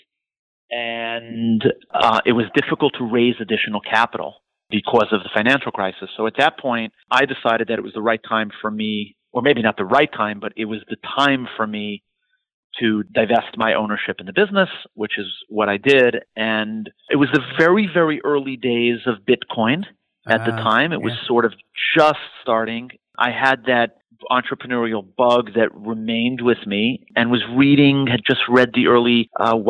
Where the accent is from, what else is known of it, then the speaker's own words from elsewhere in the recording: New York City, New York, United States; also born or lived in Israel / Montreal, Canada; I'm born and raised in New York City